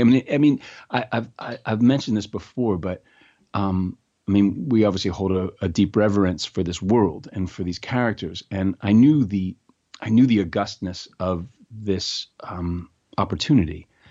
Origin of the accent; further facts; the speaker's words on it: New York City, New York, United States; also born or lived in North Carolina; I grew up in New York City